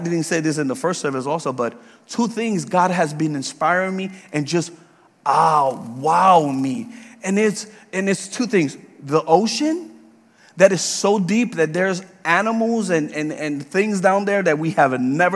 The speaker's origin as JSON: {"language": "English", "town": "New York City", "region": "New York", "country": "United States", "tie": "born or raised there", "also_born_or_lived": "Puerto Rico / Georgia", "moved": "yes", "lives_now": "Leesburg, United States", "said": "I was born and raised in the Bronx in New York"}